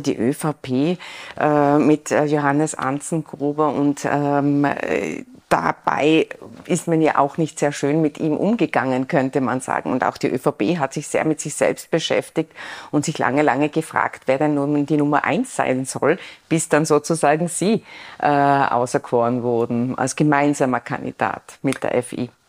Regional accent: Innsbruck, Tyrol, Austria; als Innsbruckerin

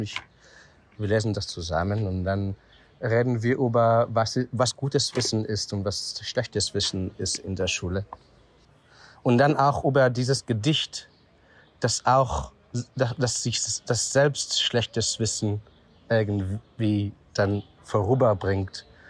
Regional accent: Israel; German is a second language; moved away as an adult; also born or lived in Vienna, Austria / Tel Aviv, Israel; now in Berlin, Germany; ich wurde in Israel geboren, 1974 und habe äh, drei Jahre, so zwischen äh, äh, 12 und 15, habe ich äh, mit meinen Eltern, äh, so die ganze, ist die ganze Familie für drei Jahre nach Wien gefahren.

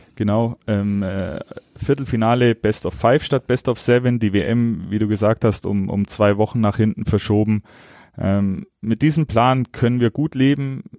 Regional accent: Augsburg, Bavaria, Germany; moved away; ich bin stolzer Augsburger

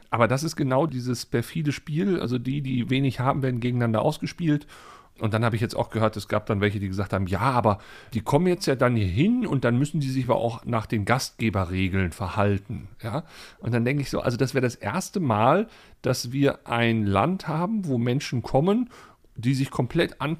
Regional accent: Germany

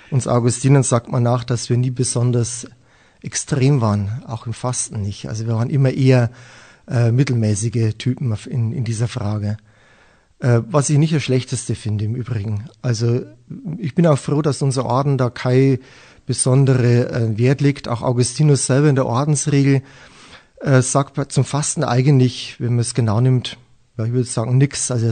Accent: Weiden, Bavaria, Germany; Weiden bezeichne ich gerne als meine Heimatstadt. Dort habe ich lange Zeit im Internat gelebt.

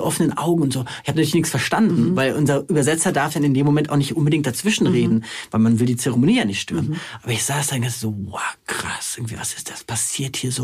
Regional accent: Germany; als Deutsche, als Mitteleuropäer

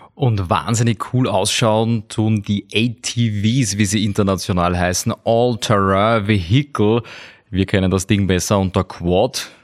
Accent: Austria; bei uns in Österreich

